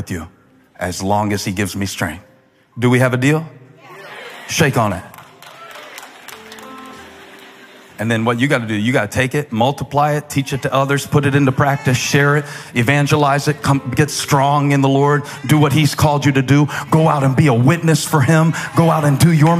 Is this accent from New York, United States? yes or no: no; Moncks Corner, South Carolina, United States; I'm from Monk's Corner